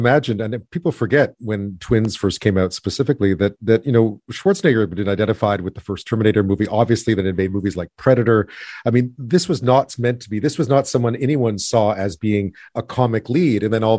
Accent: Canada; because as a Canadian, I think we were exposed to sort of, oh, look, there are Canadian stars in these movies.

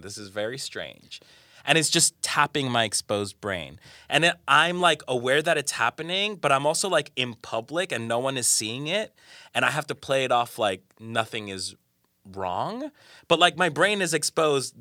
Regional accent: Colombia; moved away; I'm from Colombia, I'm from South America.

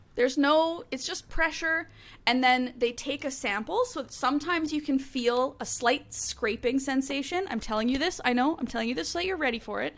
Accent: Canada; now in United States; I'm from Canada

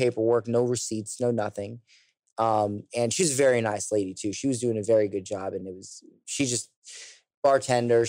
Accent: United States; I'm American

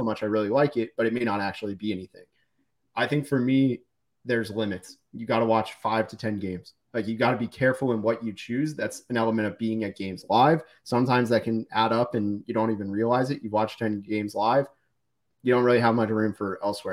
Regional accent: Dallas, Texas, United States; also born or lived in Orlando, Florida; when I moved from Orlando as a little kid to Dallas

